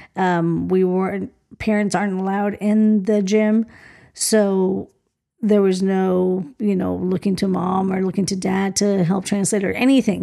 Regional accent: Colombia; moved away; my parents were born in Colombia. I was born in Colombia.

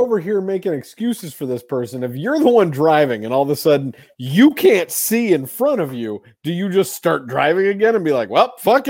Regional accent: Colorado, United States; growing up in Colorado

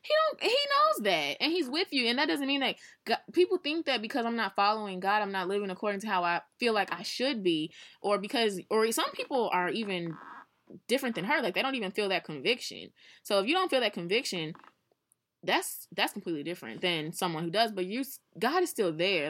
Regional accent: St. Louis, Missouri, United States; we are from Saint Louis

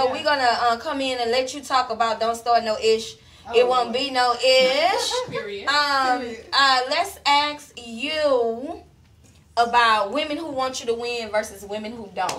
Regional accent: Houston, Texas, United States; I'm really from Houston.

